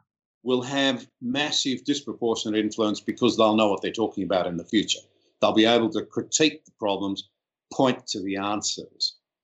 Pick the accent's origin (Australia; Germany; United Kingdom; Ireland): Australia; I'm Australian, slightly different to America.